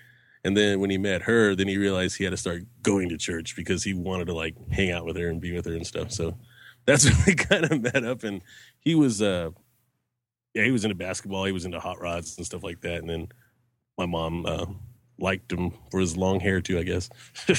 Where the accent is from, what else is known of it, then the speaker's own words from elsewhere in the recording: Albuquerque, New Mexico, United States; born there; also born or lived in Texas / tri-state area; Okay, I was born in Albuquerque, New Mexico